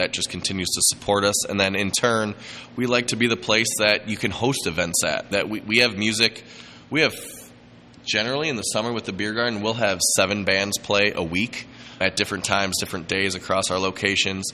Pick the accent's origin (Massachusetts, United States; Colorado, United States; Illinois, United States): Illinois, United States; Lake Michigan; I grew up on Lake Michigan